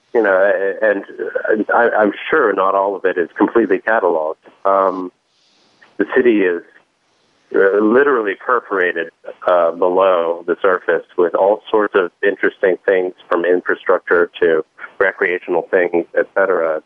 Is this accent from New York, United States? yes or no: yes; New York City, New York, United States; when I was a kid growing up in New York